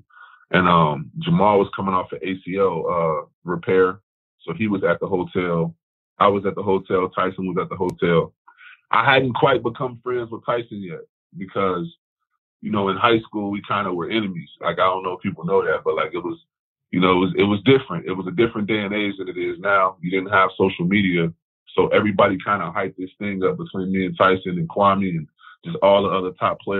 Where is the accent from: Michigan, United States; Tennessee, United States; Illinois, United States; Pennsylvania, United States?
Illinois, United States; Chicago; growing up in Chicago